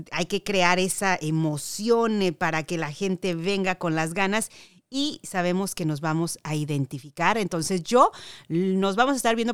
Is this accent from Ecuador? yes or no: no; Mexico; Bueno, pues yo como mexicana ahí estaré presente.